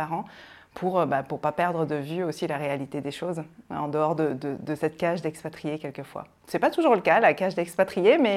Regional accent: N'Djamena, Chad; moved away; also born or lived in Rochefort-sur-Mer, France; alors moi je suis née euh, à Rochefort-sur-Mer, donc c'est près de La Rochelle, et très rapidement, comme je le disais tout à l'heure, mes parents sont partis, euh, sont partis en Afrique pour, euh, vivre une expatriation, et je suis arrivée à, à trois mois au Tchad, à Djamena exactement.

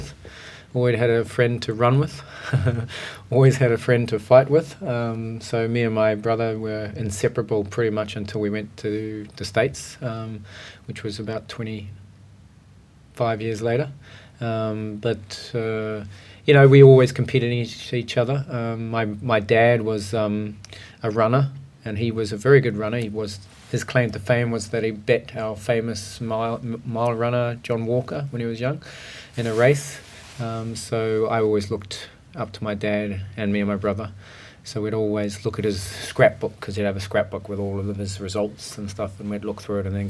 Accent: Auckland, New Zealand; moved away as an adult; also born or lived in Huntly, New Zealand; I was born in a place called Huntly, which is in the North Island of the New Zealand. And then shifted basically when I was about 4 years old. We moved up to Auckland, which is the biggest town in New Zealand, and there we spent pretty much all of my life until I shifted overseas

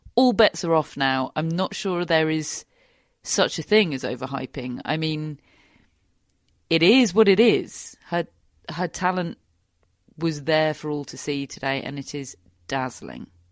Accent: United Kingdom; British sports fans

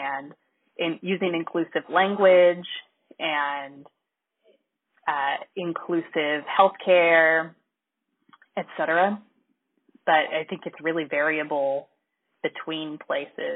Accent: Arkansas, United States; moved away; I'm from Arkansas. Like, I wouldn't move back to Arkansas

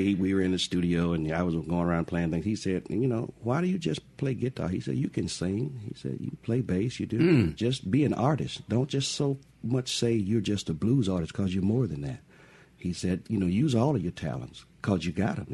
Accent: Crystal Springs, Mississippi, United States; born and raised in Crystal Springs

